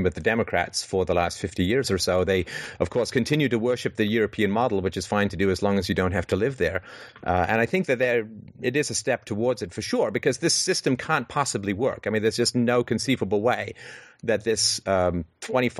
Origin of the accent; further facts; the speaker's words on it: England, United Kingdom; growing up in England in the 70s